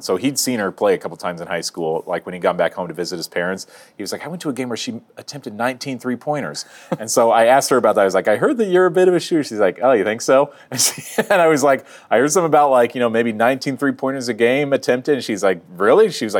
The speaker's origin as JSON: {"language": "English", "region": "Iowa", "country": "United States", "tie": "born or raised there", "said": "Even though I grew up in Iowa"}